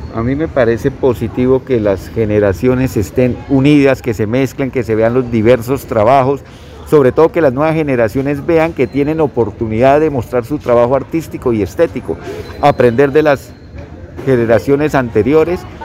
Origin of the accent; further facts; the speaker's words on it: Colombia; Nosotros somos eh, los colombianos